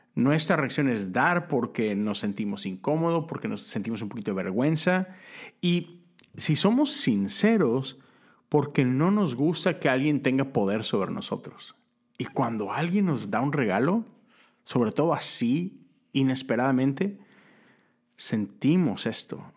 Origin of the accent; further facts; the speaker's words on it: Monterrey, Nuevo León, Mexico; now in Houston, United States; vivo en Texas, vivo en Houston, crecí en Monterrey, Nuevo León